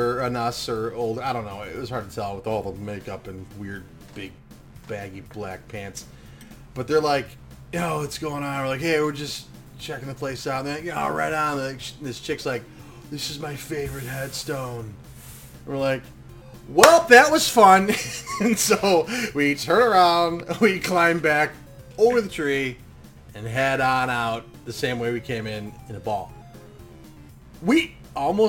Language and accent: English; Lombard, Illinois, United States